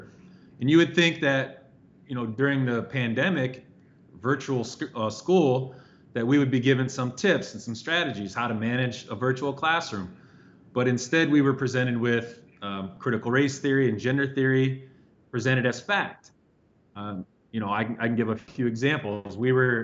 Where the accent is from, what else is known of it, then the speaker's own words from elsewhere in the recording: Indiana, United States; now in Chicago, United States; I grew up in Indiana